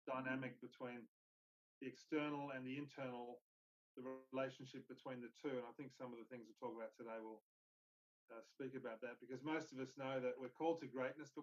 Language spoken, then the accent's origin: English; Brisbane, Queensland, Australia; also born or lived in Pietermaritzburg, South Africa; I grew up in Brisbane primarily